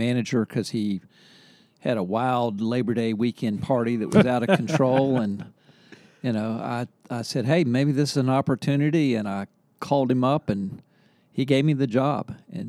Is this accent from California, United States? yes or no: no; Charleston, West Virginia, United States; now in Charlottesville, United States; I'm from Charleston, West Virginia.